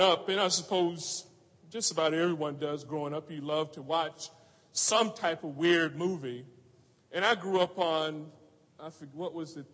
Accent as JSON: {"language": "English", "town": "Orlando", "region": "Florida", "country": "United States", "tie": "born or raised there", "moved": "yes", "said": "I grew up in Orlando, Florida"}